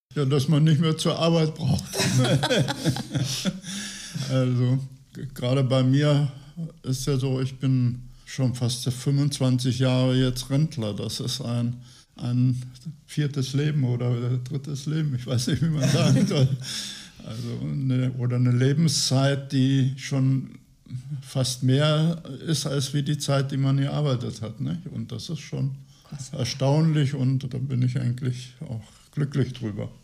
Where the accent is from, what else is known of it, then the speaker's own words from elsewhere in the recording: Göttingen, Lower Saxony, Germany; also born or lived in Sudetenland / Transfeld; now in Gifhorn, Germany; Ich bin in Göttingen geboren